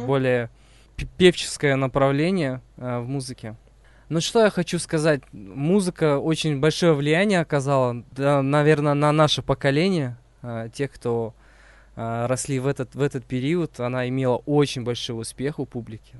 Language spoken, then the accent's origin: Russian; Uzbekistan; now in Kazakhstan; я родился в Узбекистане